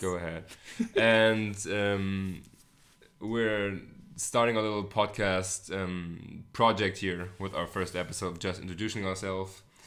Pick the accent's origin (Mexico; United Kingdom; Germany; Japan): Germany; Hamburg; English is a second language; also born or lived in United States; I'm not a native, uh, English speaker. I am German. I'm from Hamburg, Germany. Born and raised